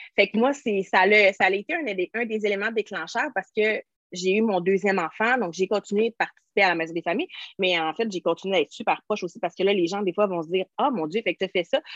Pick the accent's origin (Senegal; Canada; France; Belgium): Canada; Quebec; moi, je suis québécoise